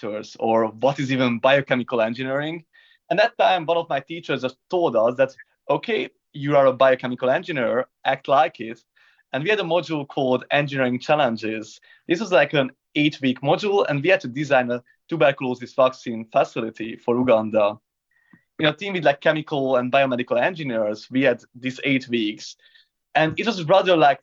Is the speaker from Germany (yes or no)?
no; Hungary; now in London, United Kingdom; I'm from Hungary, from a small town with an impossible name.